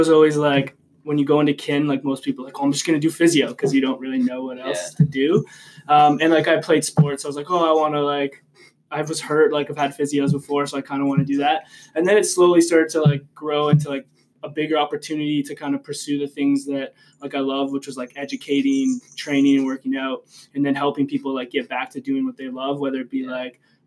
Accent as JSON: {"language": "English", "town": "Harrow", "region": "Ontario", "country": "Canada", "also_born_or_lived": "Windsor, Ontario", "moved": "as an adult", "lives_now": "London, Canada", "said": "I'm from Harrow, Ontario, which is a real small town outside of Windsor"}